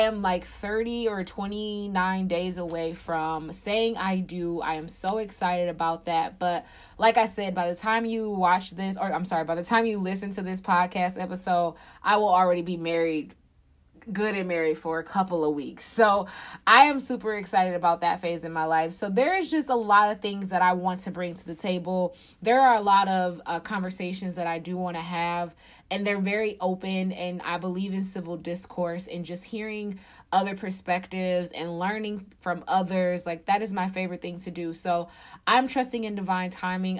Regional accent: Detroit, Michigan, United States; I am from Detroit, Michigan. I actually live outside of the city.

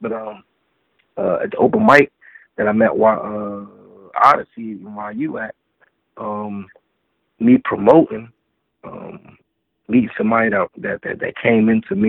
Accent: Washington, District of Columbia, United States

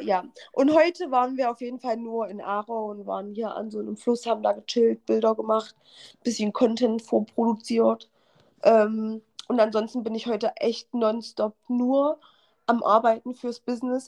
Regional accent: Halle, Saxony-Anhalt, Germany; meine Freundin und ich, die, wir, wir kommen ja beide aus Halle

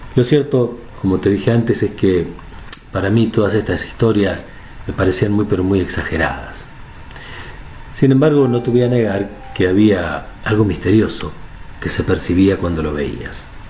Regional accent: Argentina; aquí en mi país, en Argentina

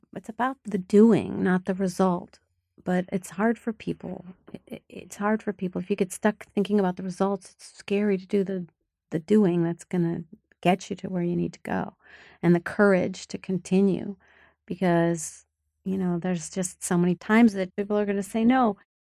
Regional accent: Rochester, Minnesota, United States; I was born in Rochester, Minnesota, which is a small town in southern Minnesota

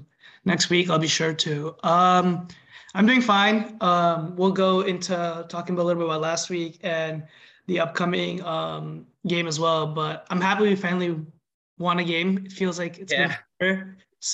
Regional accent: North Carolina, United States; now in Schenectady, United States; I'm from North Carolina

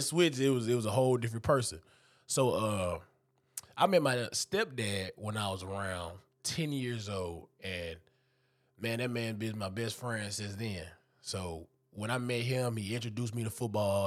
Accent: Houston, Texas, United States; also born or lived in Dayton, Texas; now in Memphis, United States; I'm from Houston, Texas, but I'm in the outskirts. I'm in Humboldt, the Tacita area.

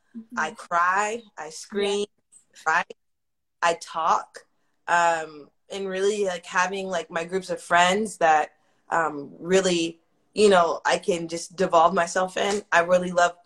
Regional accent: Pearland, Texas, United States; the same street that I live on now is the same street I grew up on in Pearland

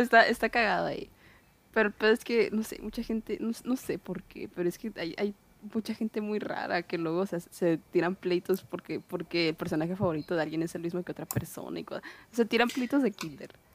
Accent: Guaymas, Sonora, Mexico; de Guaymas de mi pueblito

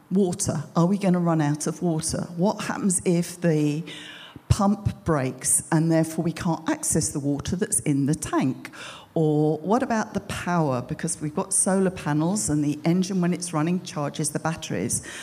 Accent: United Kingdom; moved away as an adult; we're British, but we hadn't lived here for 22 years.

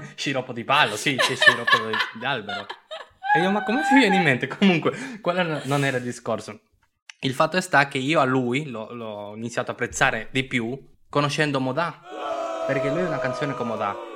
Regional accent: Turin, Piedmont, Italy; siamo di Torino.

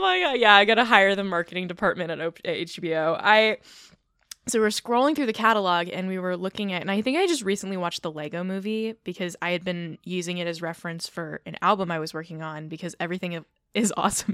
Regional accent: California, United States; I'm from California.

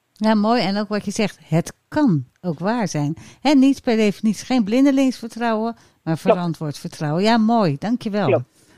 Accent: Rotterdam, South Holland, Netherlands; ik als Rotterdammer

